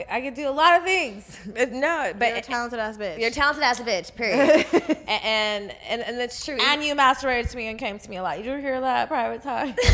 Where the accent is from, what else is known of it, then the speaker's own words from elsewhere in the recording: Texas, United States; I'm from Texas.